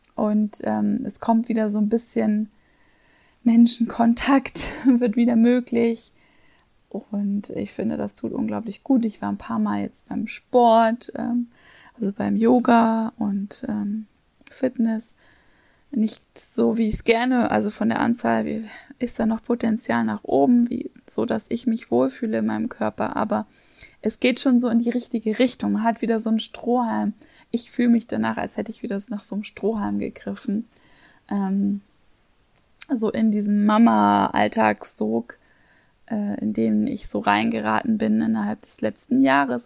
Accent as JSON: {"language": "German", "region": "Hamburg", "country": "Germany", "tie": "born or raised there", "moved": "yes", "lives_now": "Vienna, Austria", "said": "da halt auch alte Freunde zu treffen, meine Eltern viel zu sehen, meine Schwester. Und ähm, ja, finde es einfach schön, auch meinen Sohn mit meiner Heimat vertraut"}